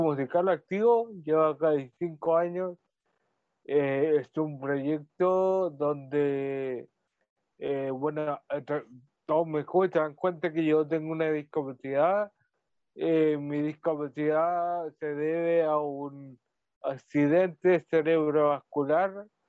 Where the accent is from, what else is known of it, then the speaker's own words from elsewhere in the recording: Talcahuano, Biobío, Chile; yo, soy de aquí, de Talcahuano, tuvo una, una vida, una niñez relativamente normal